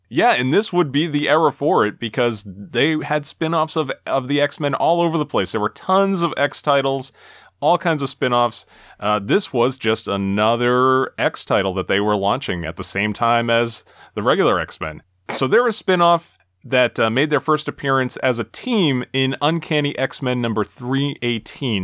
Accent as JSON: {"language": "English", "region": "Massachusetts", "country": "United States", "tie": "born or raised there", "said": "this is in my home state"}